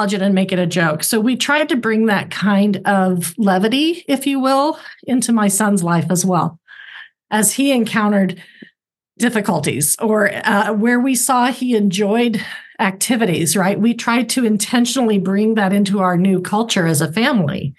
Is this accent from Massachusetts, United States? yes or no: no; Oklahoma, United States; moved away; also born or lived in California; I lived in California, but I'm from Oklahoma